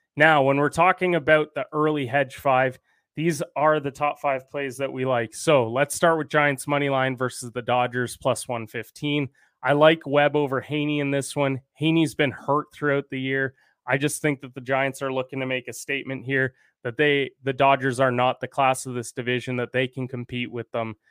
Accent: Canada; also born or lived in Regina; I'm Canadian

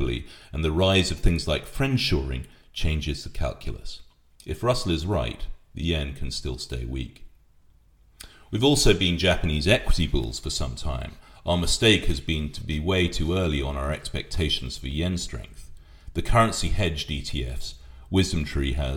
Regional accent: United Kingdom

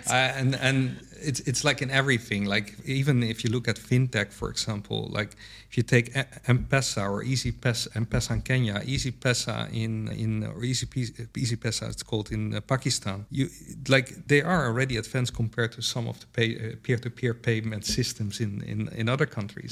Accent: Netherlands; I'm from the Netherlands

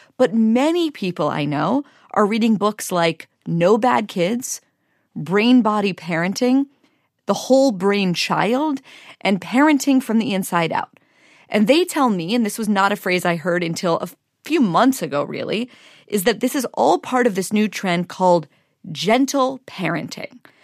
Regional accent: Pittsburgh, Pennsylvania, United States; I was raised as Jew in Pittsburgh

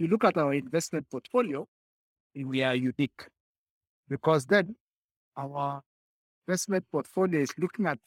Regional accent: Kenya; we as Kenyan

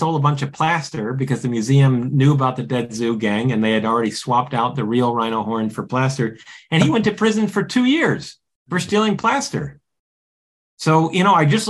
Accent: United States

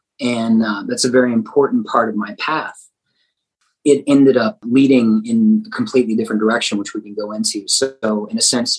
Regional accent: Denton, Texas, United States; Denton, Texas. Little D.

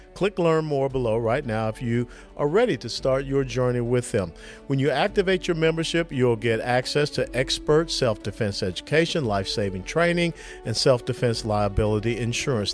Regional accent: Georgia, United States; I was born and raised there in Georgia, the Peach State.

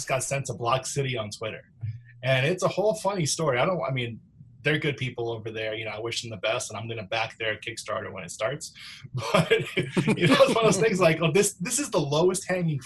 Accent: New York, United States; moved away; I'm from New York originally

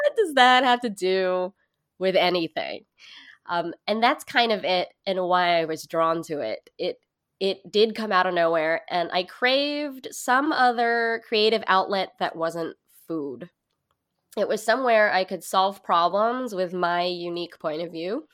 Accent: Hercules, California, United States; moved away as an adult; now in New York, United States; I grew up in Hercules, California.

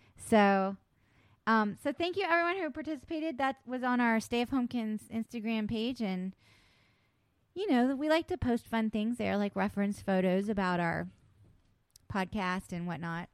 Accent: West Virginia, United States; I was born in West Virginia.

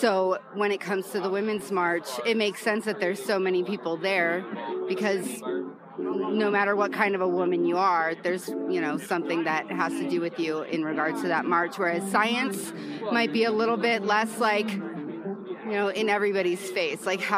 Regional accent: San Diego, California, United States; I'm …, Zena's sister, also from San Diego.

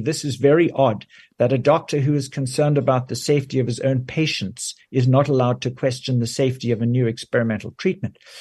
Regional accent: South Africa; moved away as an adult; also born or lived in Johannesburg, South Africa / United Kingdom; now in Canada; I grew up in South Africa where I did my medical training

